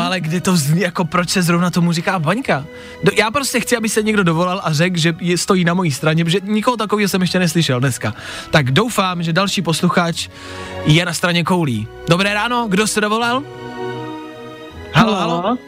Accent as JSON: {"language": "Czech", "town": "Ostrava", "region": "Moravian-Silesian Region", "country": "Czechia", "moved": "yes", "lives_now": "Olomouc, Czech Republic", "said": "jsem ostravačka"}